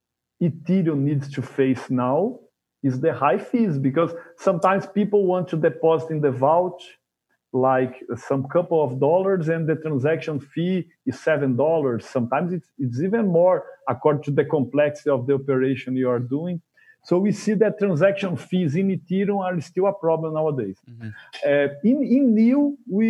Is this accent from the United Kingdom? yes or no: no; Brazil; I'm from Brazil